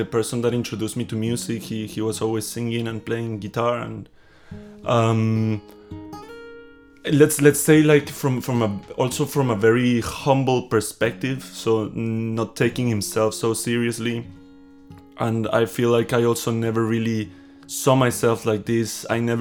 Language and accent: English; Guatemala; moved away as an adult; now in Berlin, Germany; I'm from Guatemala, born in Guatemala, and yeah, been in Berlin for 5 years